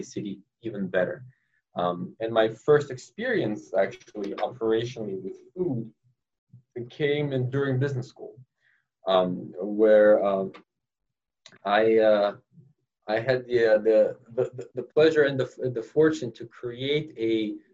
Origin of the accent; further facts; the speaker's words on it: Los Angeles, California, United States; moved away as an adult; also born or lived in New York; now in Boston, United States; I grew up in Los Angeles, California